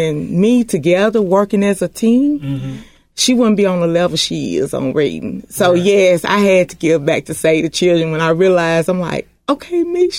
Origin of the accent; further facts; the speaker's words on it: Humboldt, Tennessee, United States; Facebook page is … I represent Haywood, but I'm from Humboldt.